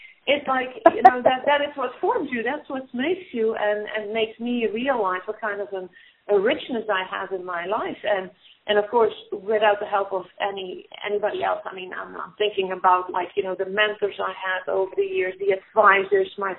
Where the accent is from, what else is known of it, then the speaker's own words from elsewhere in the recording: Netherlands; moved away; I grew up in the Netherlands